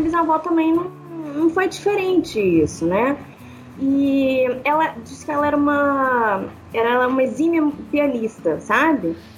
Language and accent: Portuguese; Belo Horizonte, Minas Gerais, Brazil; Sou de Belo Horizonte, né? Mineira